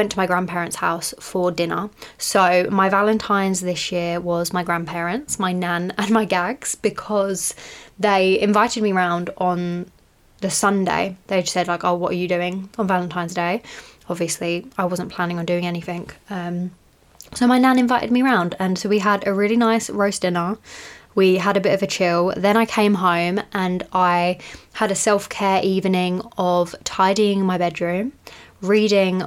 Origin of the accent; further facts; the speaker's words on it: United Kingdom; I'm British